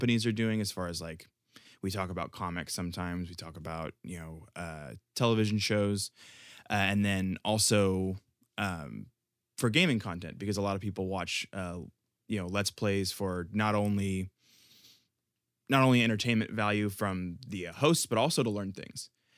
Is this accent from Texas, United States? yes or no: yes; Houston, Texas, United States